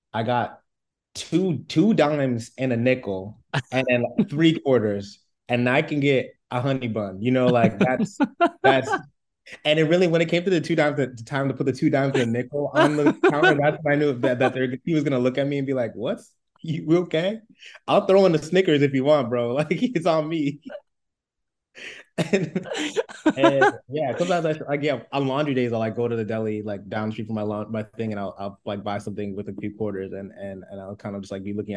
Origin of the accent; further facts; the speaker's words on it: Hamden, Connecticut, United States; also born or lived in New Haven, Connecticut; now in New York, United States; I'm from beautiful Hamden, Connecticut. Hamden and New Haven